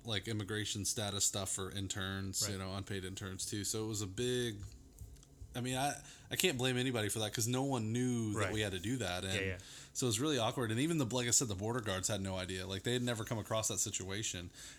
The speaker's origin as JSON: {"language": "English", "region": "Georgia", "country": "United States", "tie": "born or raised there", "said": "when I was a kid growing up in Georgia"}